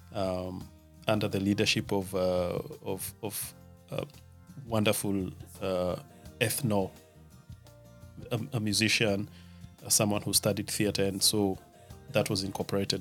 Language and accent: English; Nakuru, Nakuru County, Kenya; moved away as an adult; also born or lived in Nairobi, Kenya; now in Germany; I come from Nakuru, the town of the millions of flamingos.